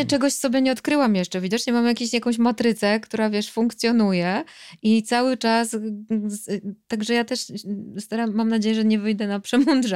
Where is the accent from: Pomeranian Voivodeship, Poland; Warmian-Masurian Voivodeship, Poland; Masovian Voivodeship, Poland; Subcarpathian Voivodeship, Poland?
Pomeranian Voivodeship, Poland; Tricity; ja jestem z Trójmiasta